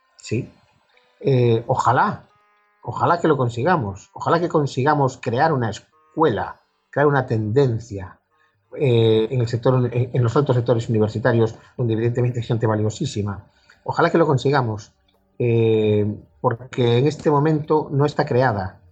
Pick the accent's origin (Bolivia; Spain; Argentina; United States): Spain; A Coruña, Galicia; mi padre era de San Sebastián, pero yo ya nací en La Coruña